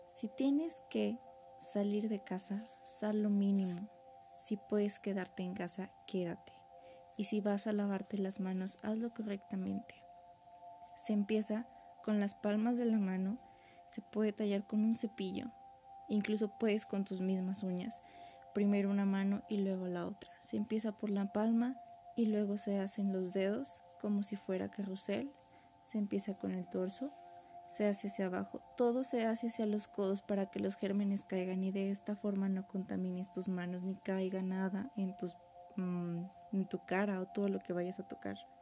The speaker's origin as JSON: {"language": "Spanish", "country": "Mexico", "said": "como mexicanos"}